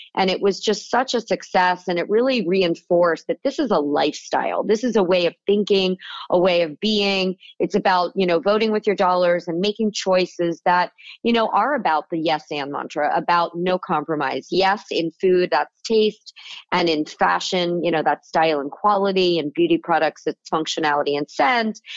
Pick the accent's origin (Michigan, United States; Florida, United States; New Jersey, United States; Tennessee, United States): Florida, United States; South; moved away as an adult; also born or lived in California; the kid with the lemonade stand growing up in Florida